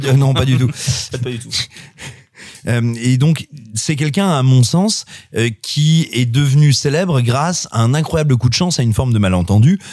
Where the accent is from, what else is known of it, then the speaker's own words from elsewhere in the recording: Auvergne-Rhône-Alpes, France; je suis auvergnat